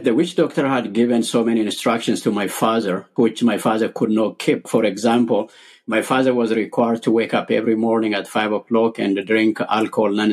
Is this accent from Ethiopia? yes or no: yes; Ethiopia; I was born and raised in Ethiopia.